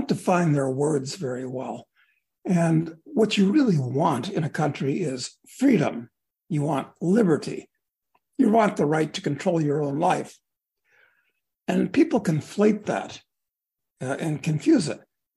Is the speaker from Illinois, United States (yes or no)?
yes; Chicago, Illinois, United States; I grew up in Chicago